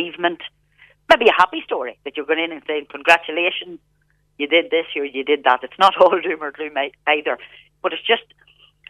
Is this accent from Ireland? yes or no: yes; Scotchtown, County Monaghan, Ireland; where we grew up here in North Monaghan, I come from Scotchtown in County Monaghan.